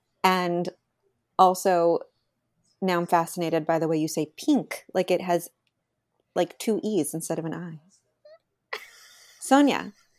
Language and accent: English; New York, United States; We're from New York.